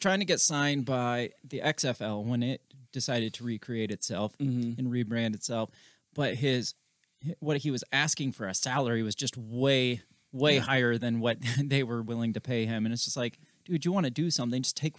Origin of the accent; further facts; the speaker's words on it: Brooklyn, New York, United States; I'm from Brooklyn.